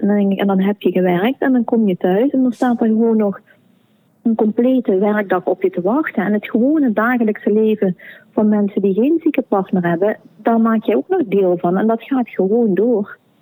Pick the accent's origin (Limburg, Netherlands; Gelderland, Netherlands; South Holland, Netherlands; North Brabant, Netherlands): Limburg, Netherlands; Sittard; moved away as an adult; now in Belgian Limburg, Belgium; Ik ben van Nederlands Limburg heb eigenlijk mijn hele leven in Sittard gewoond